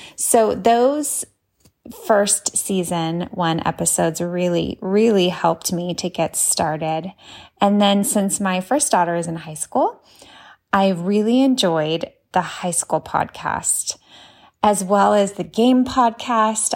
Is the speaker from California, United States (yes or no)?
yes; Pomona, California, United States; I'm from Pomona, California